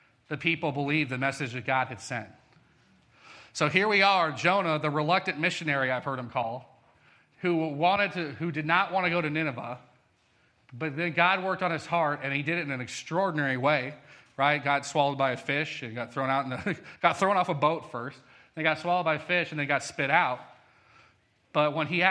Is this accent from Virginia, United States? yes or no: no; Colorado, United States; moved away; I'm from Colorado